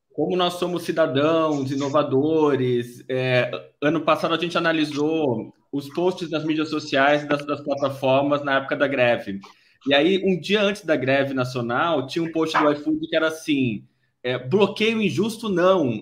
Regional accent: São Paulo, Brazil; moved away as an adult; now in Porto Alegre, Brazil; sou de São Paulo, vim para Porto Alegre faz dois anos

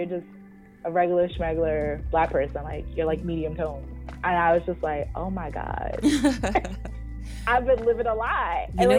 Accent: Boston, Massachusetts, United States; growing up in Boston and having people, oh, you're pretty for a dark skinned girl.

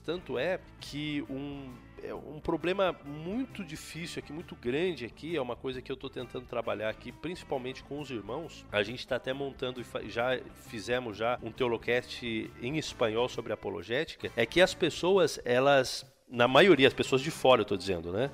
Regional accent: São Paulo, Brazil; moved away as an adult; now in Rio Grande do Sul, Brazil; eu sou de São Paulo, mas eu estou morando aqui no Rio Grande do Sul.

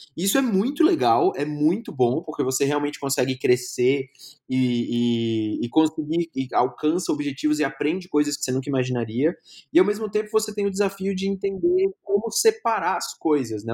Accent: Brasília, Federal District, Brazil; moved away as an adult; also born or lived in Maceió / São Paulo; now in Curitiba, Brazil; Eu sou natural de Maceió, minha família é toda de Maceió, mas eu fui criado em Brasília

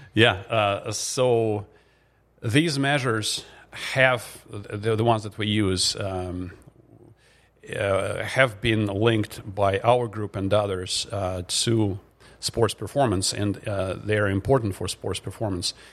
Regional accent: Russia; moved away as an adult; now in Grand Forks, United States; I'm originally from Russia. In fact, I came here as the first, um, exchange student out of the Soviet Union back in nineteen ninety-two

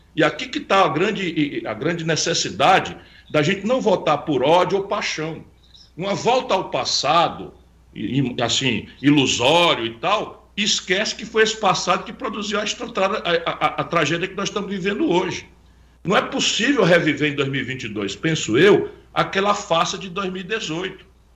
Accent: Brazil; nós somos brasileiros, estamos na América Latina

